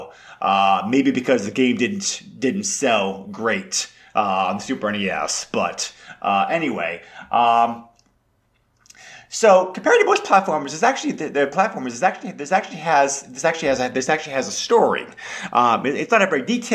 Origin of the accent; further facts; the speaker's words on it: New England, United States; I grew up in New England